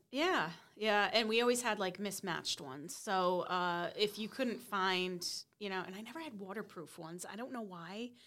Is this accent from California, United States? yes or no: no; Rhode Island, United States; we're from Rhode Island